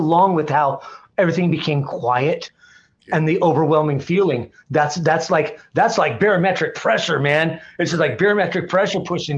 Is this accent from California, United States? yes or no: no; Portland, Oregon, United States; I grew up in Portland, Oregon. I grew up in a little neighborhood called East Moreland